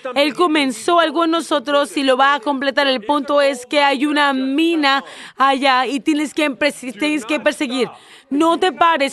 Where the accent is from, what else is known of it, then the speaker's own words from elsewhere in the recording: United States; moved away; soy un americano.